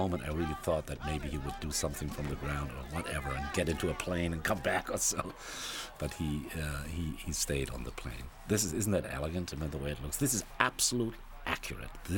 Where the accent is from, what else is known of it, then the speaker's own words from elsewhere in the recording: Germany; moved away; I'm from Germany originally